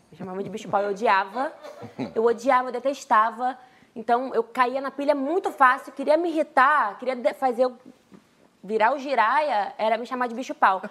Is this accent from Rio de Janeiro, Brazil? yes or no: yes; Duque de Caxias, Rio de Janeiro, Brazil; also born or lived in Queimados; Eu sou de Duque de Caxias, nasci em Queimadas